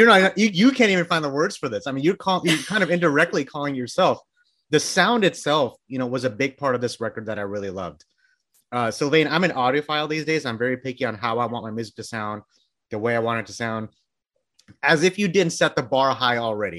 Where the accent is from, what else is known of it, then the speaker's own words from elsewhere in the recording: Bangladesh; I'm from Bangladesh